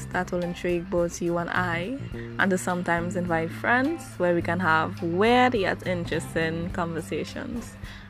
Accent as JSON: {"language": "English", "country": "Trinidad & Tobago", "said": "I am from Trinidad and Tobago."}